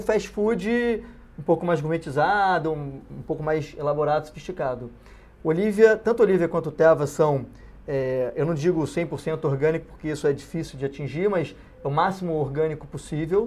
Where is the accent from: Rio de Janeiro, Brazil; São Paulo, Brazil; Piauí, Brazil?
Rio de Janeiro, Brazil; Os dois são cariocas, como, assim como eu